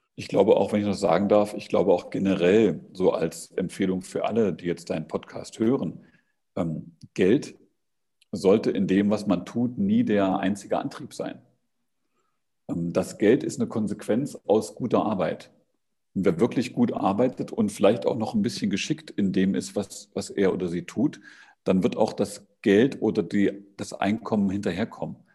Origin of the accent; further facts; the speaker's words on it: East Germany, Germany; dass ich aus den neuen Bundesländern komme